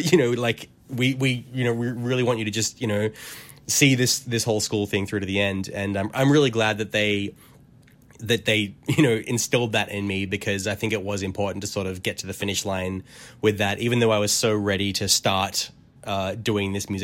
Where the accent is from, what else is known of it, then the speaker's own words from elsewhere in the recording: Australia; as an Australian, I'm living in this very sort of, now I realize, quite isolated bubble of the world.